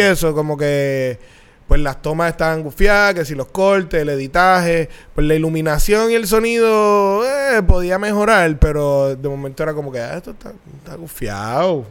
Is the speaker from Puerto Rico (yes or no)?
yes; Bayamón, Puerto Rico; cuando yo nací, mis papás vivían en Bayamonte. Un condominio en Bayamón